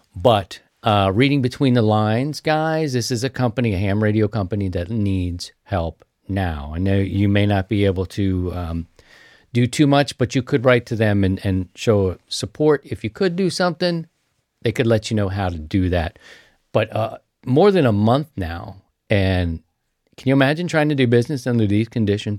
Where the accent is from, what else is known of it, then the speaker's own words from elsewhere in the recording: Baltimore, Maryland, United States; moved away; I'm from Baltimore.